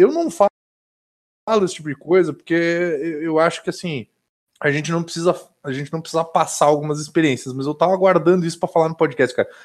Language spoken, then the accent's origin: Portuguese; Caxias do Sul, Rio Grande do Sul, Brazil; now in Vacaria, Brazil; eu sou de Caxias do Sul, mas eu moro em Vacaria